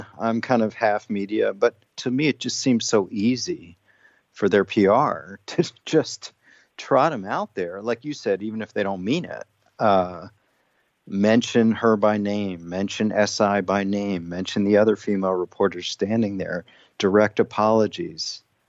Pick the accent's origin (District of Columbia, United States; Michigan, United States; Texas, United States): District of Columbia, United States; Washington; I'm claiming Nationals fandom because I grew up, born and raised in Washington, D.C. without a team.